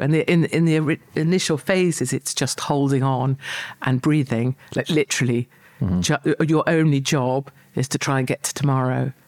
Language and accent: English; United Kingdom; I'm proud of uh, being British